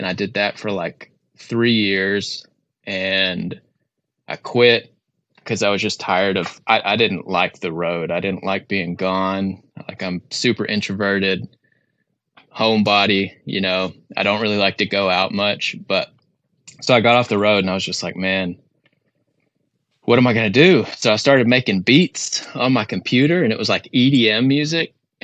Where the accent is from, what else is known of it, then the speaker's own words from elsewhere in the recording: Mount Pleasant, Texas, United States; moved away as an adult; also born or lived in Tracy, California; my parents moved over or to East Texas when I was one. And that's kind of where I lived until I was 18 in a town called Mount Pleasant.